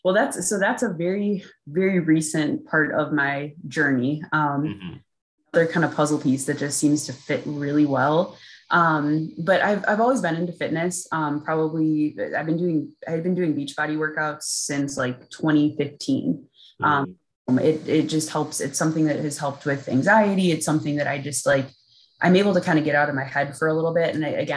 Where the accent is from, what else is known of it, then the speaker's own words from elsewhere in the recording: Midwest, United States; one of the things I think they were looking at was that I'm from the Midwest.